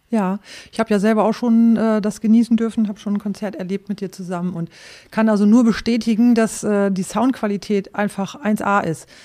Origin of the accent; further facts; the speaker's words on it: East Frisia, Lower Saxony, Germany; moved away as an adult; ich stamme aus Ostfriesland.